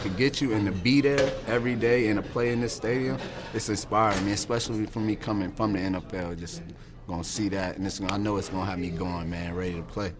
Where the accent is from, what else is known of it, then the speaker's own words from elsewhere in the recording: Virginia, United States; I'm from Virginia